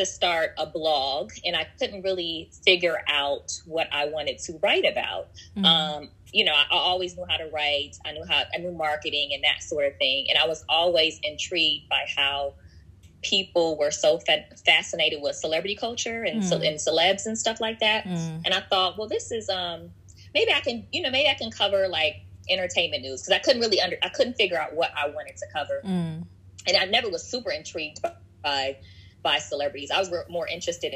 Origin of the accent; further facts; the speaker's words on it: Washington, District of Columbia, United States; also born or lived in Omaha, Nebraska; now in Los Angeles, United States; I was born in Omaha, Nebraska. I spent most of my life in Washington, D.C. I live in L.A. now.